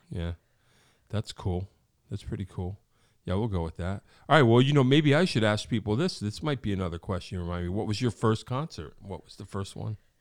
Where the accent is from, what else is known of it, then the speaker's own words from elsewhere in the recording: Wallingford, Connecticut, United States; when I was a kid growing up in Wallingford